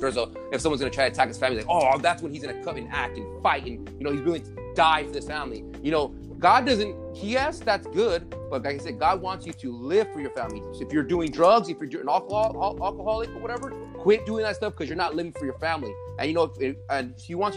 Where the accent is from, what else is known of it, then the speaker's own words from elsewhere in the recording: Arizona, United States; I'm from Arizona.